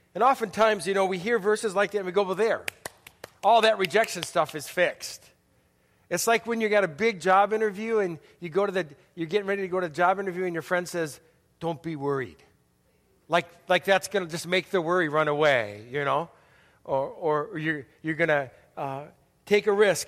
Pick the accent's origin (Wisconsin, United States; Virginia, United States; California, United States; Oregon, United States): Wisconsin, United States; Milwaukee; also born or lived in Chicago, Illinois; third grade, we moved from Chicago to Milwaukee